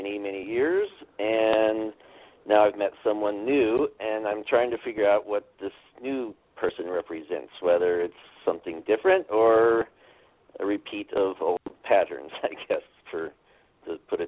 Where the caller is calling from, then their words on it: Seattle, Washington, United States; from Seattle, Washington.